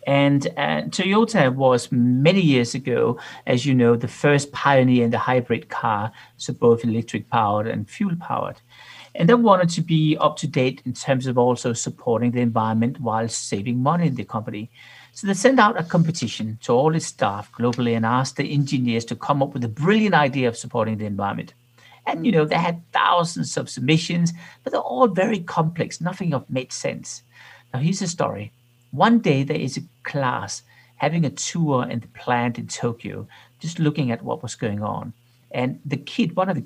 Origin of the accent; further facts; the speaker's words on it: Denmark; moved away as an adult; now in Zurich, Switzerland; I'm from Denmark